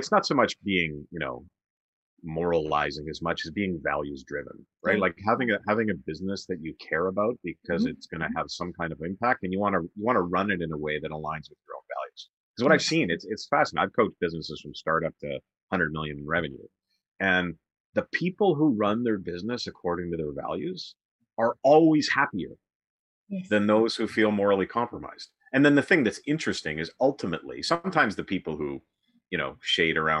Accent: Western Canada, Canada; now in Toronto, Canada; I grew up in Western Canada, and now I live in Toronto.

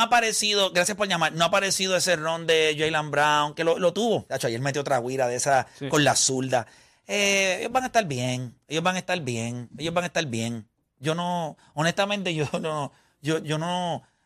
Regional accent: Puerto Rico; yo soy de Puerto Rico.

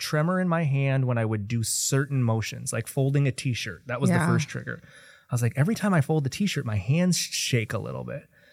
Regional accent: Kenosha, Wisconsin, United States; moved away as an adult; now in Milwaukee, United States; I was born and raised in Kenosha

